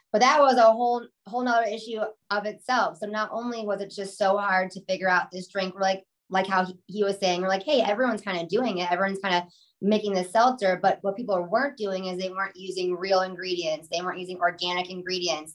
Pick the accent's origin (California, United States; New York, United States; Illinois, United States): Illinois, United States; Chicago; we're from Chicago